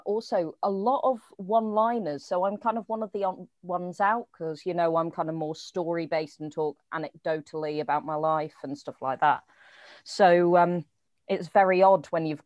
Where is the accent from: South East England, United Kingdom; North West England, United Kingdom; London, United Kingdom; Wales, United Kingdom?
South East England, United Kingdom; Oxford; also born or lived in Manchester; now in Wigan, United Kingdom; I'm previously from Oxford, but I've now moved to Manchester